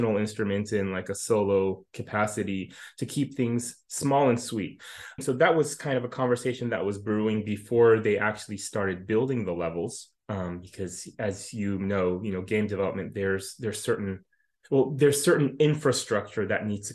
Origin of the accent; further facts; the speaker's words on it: United States; I grew up here in the United States.